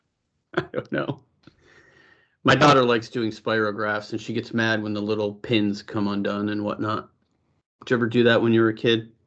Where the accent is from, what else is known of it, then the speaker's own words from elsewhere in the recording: Buffalo, New York, United States; moved away; also born or lived in Los Gatos; growing up in Buffalo, we had nothing but community